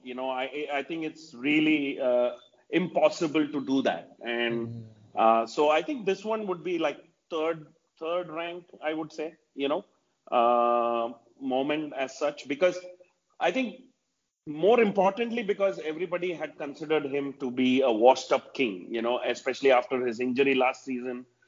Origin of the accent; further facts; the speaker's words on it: India; as an Indian